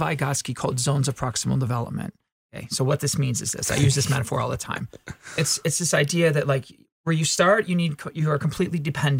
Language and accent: English; Midwest, United States; Well, so I'm from the Midwest and I'm taught to be humble